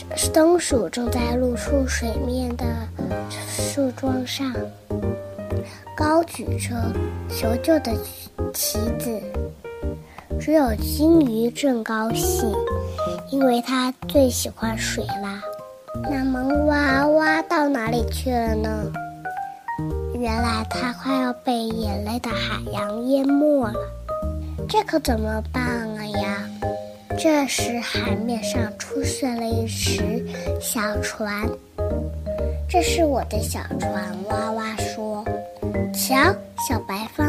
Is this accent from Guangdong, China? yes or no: no; Tianjin, China; 我来自天津。今年五岁了